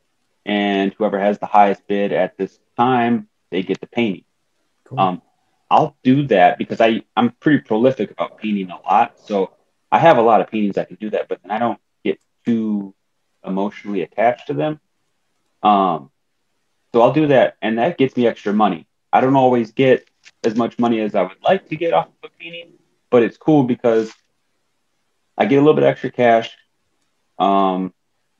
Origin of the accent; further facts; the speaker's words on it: Wisconsin Rapids, Wisconsin, United States; also born or lived in Madison, Wisconsin; we had to move up north back to my hometown, Wisconsin Rapids, a very small town